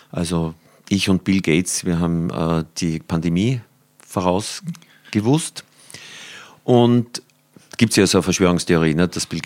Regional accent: Upper Austria, Austria; born there; Also ich bin ja gebürtiger Oberösterreicher, aber so der, an der Grenze.

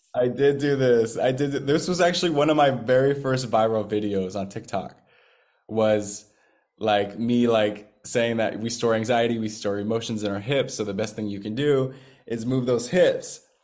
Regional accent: Seattle, Washington, United States; moved away; my hometown of Seattle, Washington

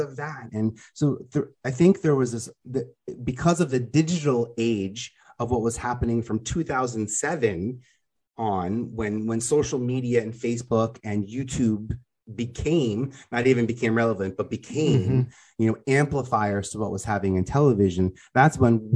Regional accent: New York City, New York, United States; I'm a dude from Staten Island

